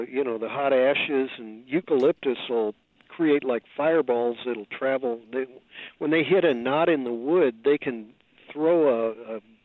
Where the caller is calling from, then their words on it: California, United States; I'm calling you from California